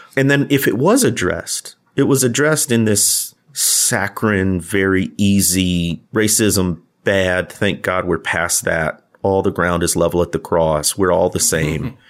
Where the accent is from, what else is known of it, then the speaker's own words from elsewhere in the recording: Midwest, United States; these two Midwest guys grown up black